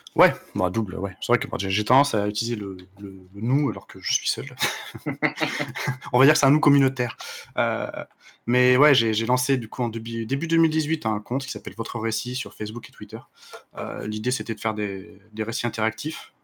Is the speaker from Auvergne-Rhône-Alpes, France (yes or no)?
yes; Le Puy-en-Velay, Auvergne-Rhône-Alpes, France; je suis né dans un haut lieu de pèlerinage, le Puy-en-Velay